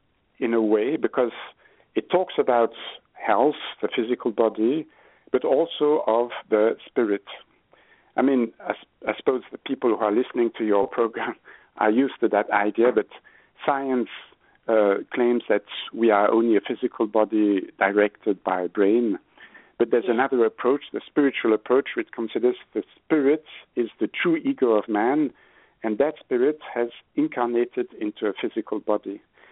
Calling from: Switzerland; Yeah, I'm phoning from Switzerland. It's 9 p.m., so it's really dark.

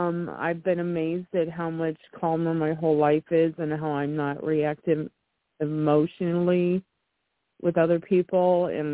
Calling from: Colfax, Illinois, United States; I'm from Colfax, Illinois.

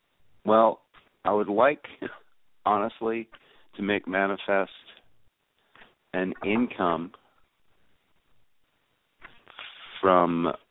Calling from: North Carolina, United States; I'm calling from North Carolina.

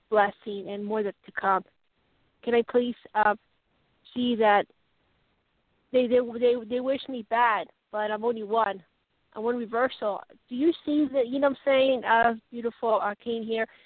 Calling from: Colorado, United States

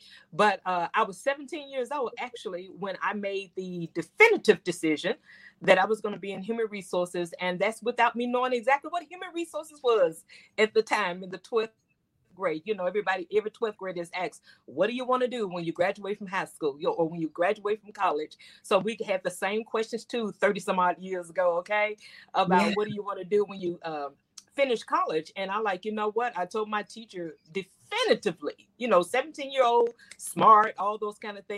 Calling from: Memphis, Tennessee, United States; I bring you greetings from Memphis, Tennessee.

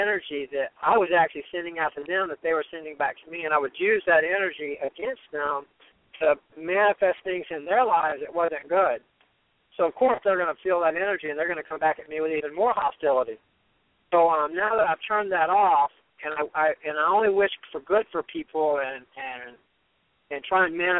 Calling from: Fort Lauderdale, Florida, United States; I'm calling from Fort Lauderdale, actually.

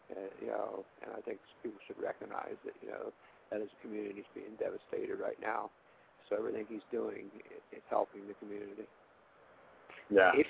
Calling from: Ohio, United States; calling from Ohio.

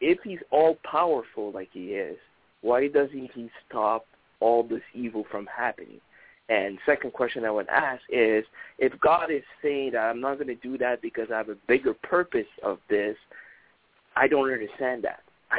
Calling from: Montreal, Quebec, Canada; I'm calling all the way from Montreal, Canada.

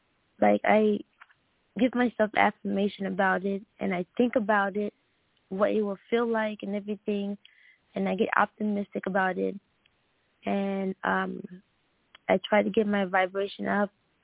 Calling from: Red Oak, Texas, United States; Red Oak, Texas.

